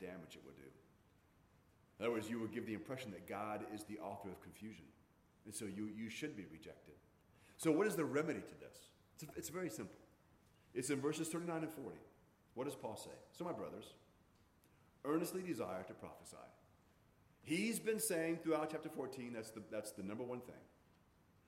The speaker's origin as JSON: {"language": "English", "region": "Hawaii", "country": "United States", "tie": "born or raised there", "said": "growing up in Hawaii"}